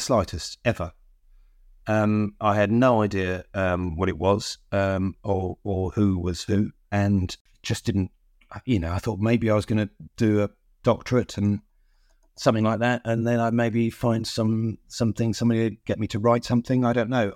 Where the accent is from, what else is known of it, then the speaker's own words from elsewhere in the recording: London, United Kingdom; the church where I grew up in North London